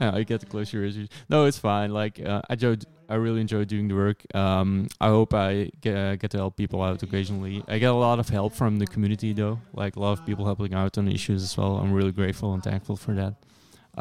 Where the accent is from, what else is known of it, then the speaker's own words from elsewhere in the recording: Belgium; I'm from Belgium.